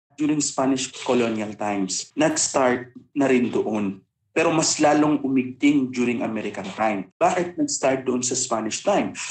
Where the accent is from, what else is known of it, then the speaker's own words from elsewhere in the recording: Lanao, Mindanao, Philippines; tubong Lanao